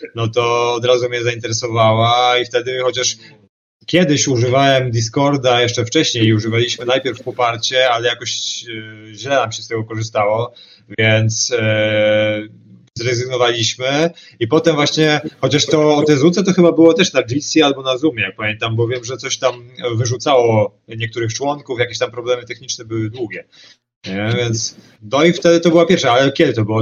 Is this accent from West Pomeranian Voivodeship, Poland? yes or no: yes; Szczecin, West Pomeranian Voivodeship, Poland; u nas w Szczecinie